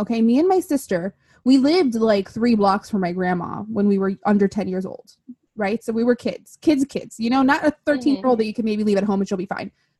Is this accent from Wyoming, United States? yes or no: no; Miami, Florida, United States; I myself have born and raised in Miami. My parents are Cuban. I am the typical Miami love story. You know, here I am, born and raised, proud, never leaving.